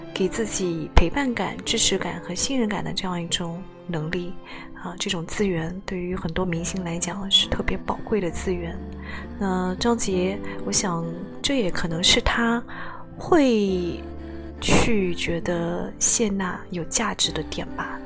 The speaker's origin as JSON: {"language": "Chinese", "country": "China", "said": "在我们大陆这边"}